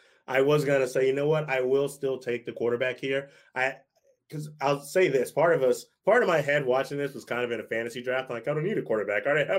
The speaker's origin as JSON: {"language": "English", "region": "Florida", "country": "United States", "said": "I'm from Florida"}